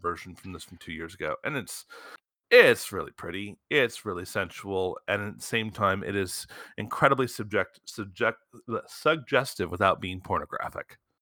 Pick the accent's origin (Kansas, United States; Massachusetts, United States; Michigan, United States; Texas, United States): Michigan, United States; I grew up in Michigan. Motown's in my blood